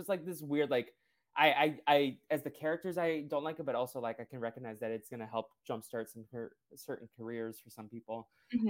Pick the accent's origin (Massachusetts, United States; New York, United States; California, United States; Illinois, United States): Massachusetts, United States; Boston; first language Portuguese; English is a second language; I understood Portuguese probably before I understood English, but then I grew up going to school in Boston, in the Boston area. So then I like feel like English is my strongest language.